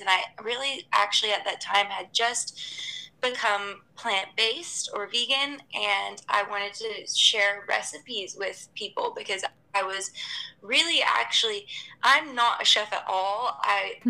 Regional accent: Atlanta, Georgia, United States; moved away as an adult; also born or lived in Los Angeles; now in Hong Kong; I'm originally from Atlanta, from the U.S., and then I moved to Hong Kong in 2015

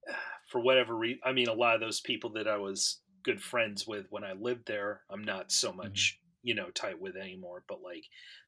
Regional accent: Michigan, United States; moved away; also born or lived in Chicago; when I go to Michigan, where I'm originally from

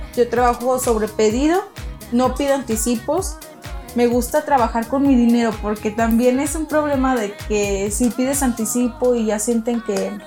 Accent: Mexico; somos mexicanos

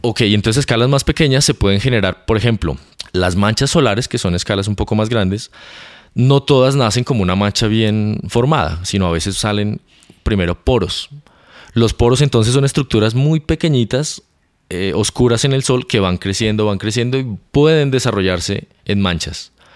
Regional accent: Bogotá, Colombia; moved away as an adult; also born or lived in Canary Islands / England / United States; Yo soy colombiano, nací en Bogotá.

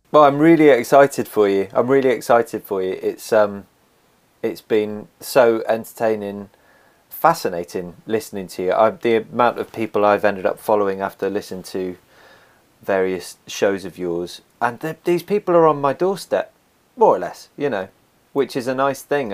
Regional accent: Somerset, South West England, United Kingdom; I was born and raised in Somerset. I've, I've actually, I've moved around it, but I've never left it.

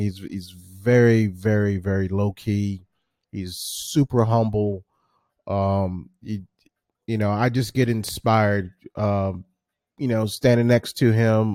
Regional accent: Washington, District of Columbia, United States; my hometown of Washington, D C.

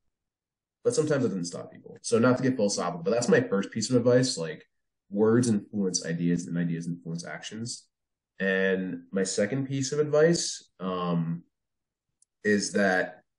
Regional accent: New Jersey, United States; also born or lived in New York City; when I was a kid, I grew up in Jersey

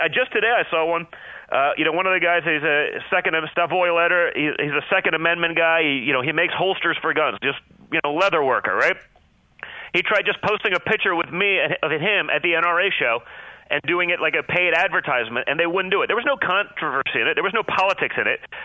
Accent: New York City, New York, United States; I'm from New York City

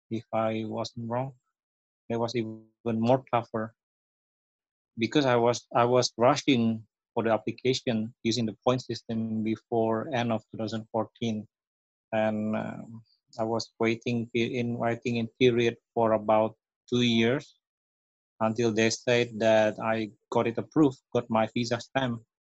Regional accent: Indonesia; moved away as an adult; also born or lived in Singapore; now in Canada

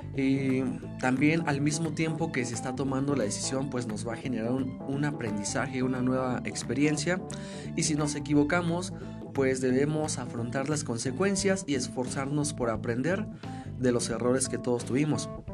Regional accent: Mexico; nosotros como mexicanos

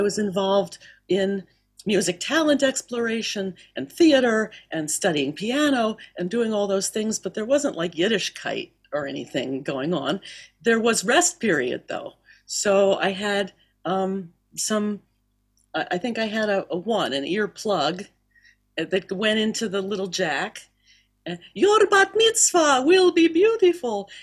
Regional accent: Miami, Florida, United States; also born or lived in Philadelphia; I'm from Philadelphia, and I grew up down in Miami. Uh, Dad moved us down there when I was about two or so.

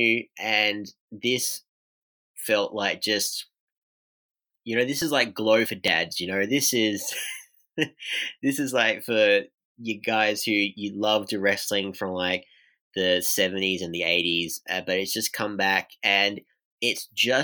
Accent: Australia; as an Australian wrestling fan

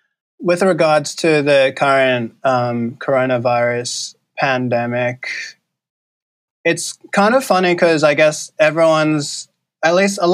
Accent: Sydney, New South Wales, Australia; I generally like to introduce myself as a Vietnamese-Australian writer from Cabramatta.

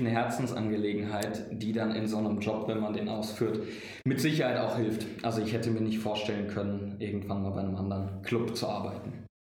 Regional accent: Frankfurt, Hesse, Germany; moved away as an adult; also born or lived in Mannheim; ich komme gebürtig aus Frankfurt

